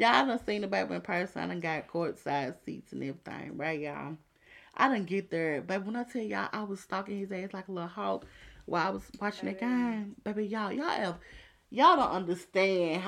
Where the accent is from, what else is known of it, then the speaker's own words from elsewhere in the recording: Memphis, Tennessee, United States; I'm from South Memphis